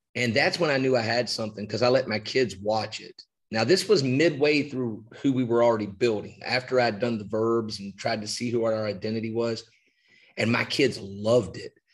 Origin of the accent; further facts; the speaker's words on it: West Virginia, United States; moved away as an adult; now in Georgetown County, South Carolina, United States; I grew up in West Virginia